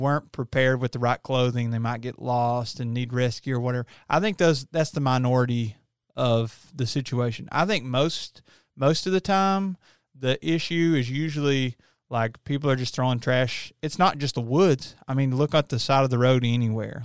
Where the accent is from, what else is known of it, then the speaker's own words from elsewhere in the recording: Appalachia, United States; the way I was raised in Appalachia, you know, you're in the mountains